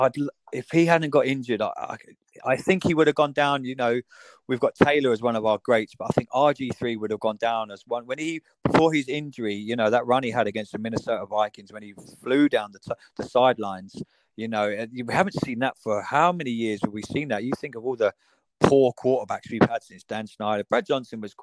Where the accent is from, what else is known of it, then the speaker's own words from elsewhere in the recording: England, United Kingdom; accent: British; I'm more American than I am English